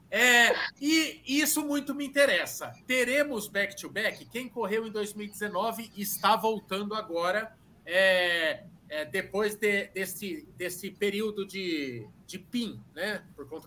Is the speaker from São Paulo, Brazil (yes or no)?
yes; Sorocaba, São Paulo, Brazil; sou de Sorocaba